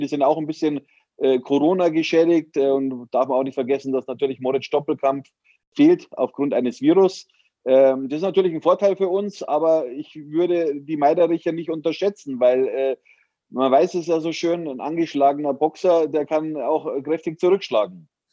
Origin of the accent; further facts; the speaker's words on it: Munich, Bavaria, Germany; als Münchner.